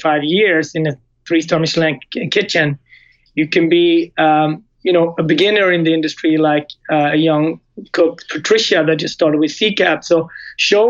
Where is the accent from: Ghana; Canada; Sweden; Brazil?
Sweden; Gothenburg, Västra Götaland; moved away as an adult; also born or lived in Japan / Switzerland; now in United States; On the West Coast in Sweden, in Gothenburg